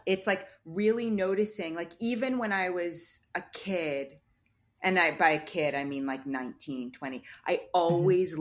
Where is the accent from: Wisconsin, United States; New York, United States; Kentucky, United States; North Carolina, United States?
New York, United States; the kind of world that I was raised in Manhattan